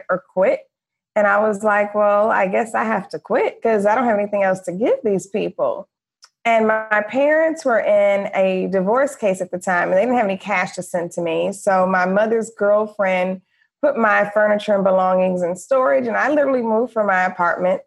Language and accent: English; Detroit, Michigan, United States; moved away as an adult; also born or lived in Florida / Los Angeles; I grew up middle class in Detroit, Michigan